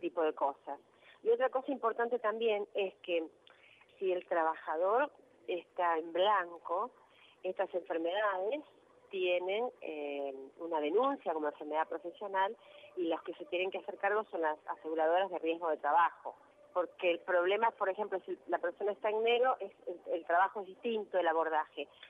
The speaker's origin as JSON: {"language": "Spanish", "town": "Rosario", "region": "Santa Fe", "country": "Argentina", "also_born_or_lived": "Río Gallegos", "said": "yo soy de Rosario"}